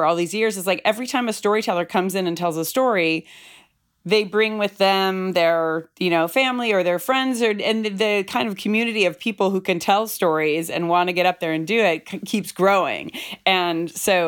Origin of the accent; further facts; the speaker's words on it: Bay Area, California, United States; moved away as an adult; now in Brooklyn, United States; I'm born and raised in the Bay Area, but I live in Brooklyn, New York right now